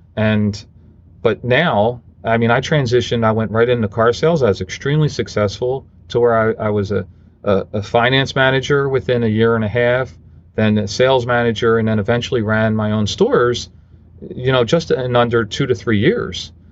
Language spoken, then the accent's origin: English; Philadelphia, Pennsylvania, United States; I grew up in Philadelphia